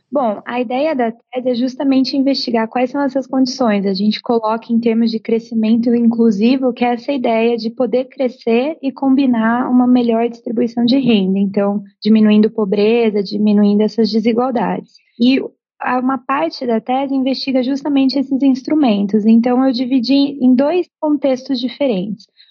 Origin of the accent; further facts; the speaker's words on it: Brazil; como brasileira